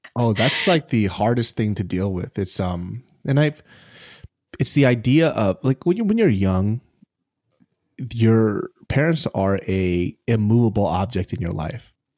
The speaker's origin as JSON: {"language": "English", "country": "United States", "said": "I'm Asian American"}